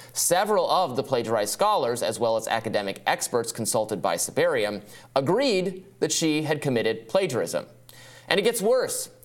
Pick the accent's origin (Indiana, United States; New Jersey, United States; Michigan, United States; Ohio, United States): Michigan, United States; Michigan, my home state